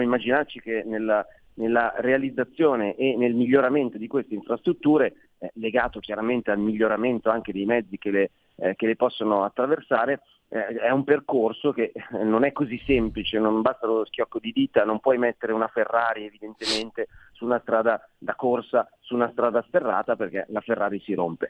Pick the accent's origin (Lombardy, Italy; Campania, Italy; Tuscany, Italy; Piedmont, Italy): Lombardy, Italy; Milan; accent: Milanese; come si sente dal mio accento sono milanese